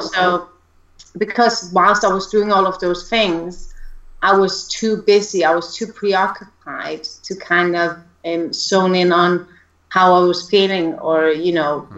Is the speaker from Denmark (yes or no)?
yes; Denmark; moved away as an adult; now in United Kingdom; originally from Denmark, which is why he mentioned the accent, I believe. But I think my accent is pretty subdued